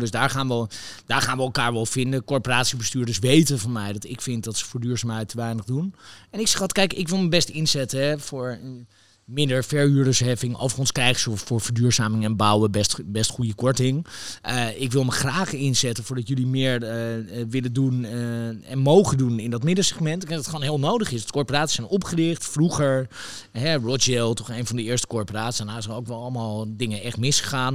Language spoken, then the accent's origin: Dutch; Netherlands; wij als Nederlanders